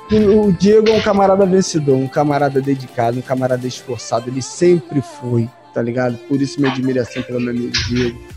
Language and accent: Portuguese; Rio de Janeiro, Brazil; porque eu, infelizmente, sou carioca é raiz, tá?